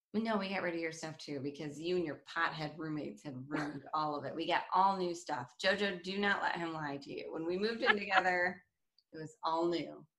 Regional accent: Detroit, Michigan, United States; moved away; also born or lived in Studio City; I'm from Detroit

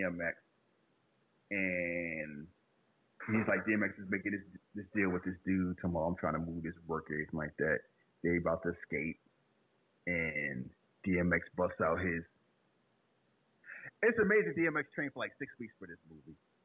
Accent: Northeast, United States; I grew up in the Northeast

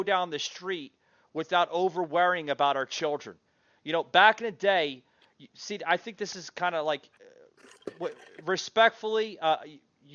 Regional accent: New Jersey, United States; I grew up in New Jersey

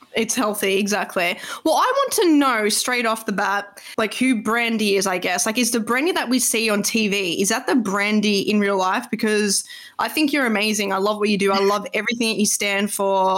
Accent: Australia; I'm Australian

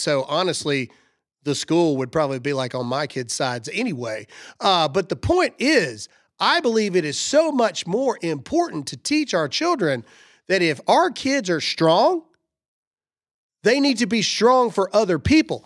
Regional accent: the South, United States; I'm from the South

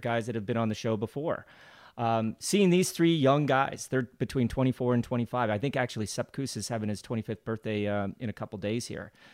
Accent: United States; as an American

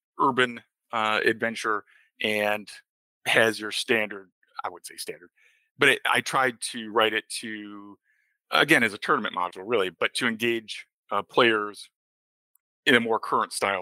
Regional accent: Lake Geneva, Wisconsin, United States; Lake Geneva, Wisconsin, my hometown

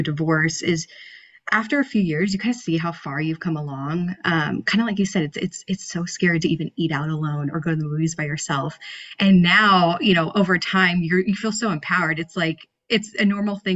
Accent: San Diego, California, United States; I'm from San Diego

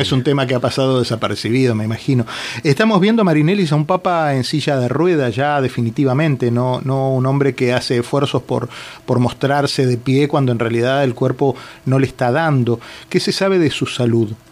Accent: Argentina; now in Miami, United States

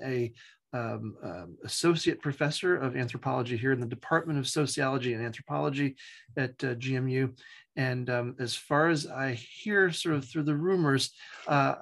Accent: East End of Long Island, New York, United States; accent: Long Island; moved away as an adult; also born or lived in Ohio / Utah; I'm a Long Islander. I was born and raised on the East End of Long Island. And sometimes you can still hear the traces of my accent

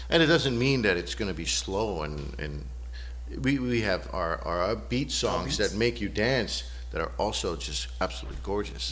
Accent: Southern California, United States; moved away as an adult; also born or lived in Newport Beach, California; now in Seattle, United States; I'm originally from Southern California, where right. we get sunshine pretty much year round

